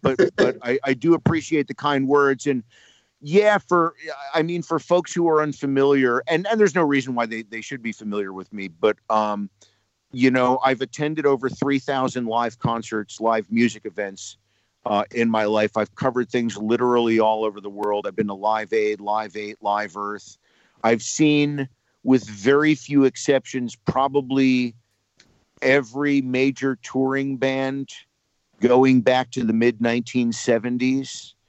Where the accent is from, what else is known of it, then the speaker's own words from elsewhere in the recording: Englishtown, New Jersey, United States; growing up in Englishtown, New Jersey.